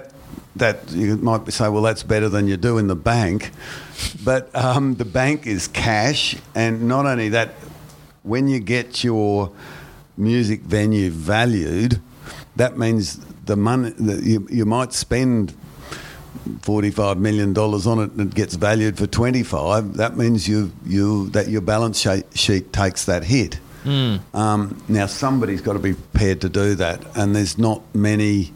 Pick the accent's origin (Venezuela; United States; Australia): Australia; Brisbane, Queensland; I'm very patriotic to Brisbane. I'm much more of a Brisbane person than I am a Queenslander or an Australian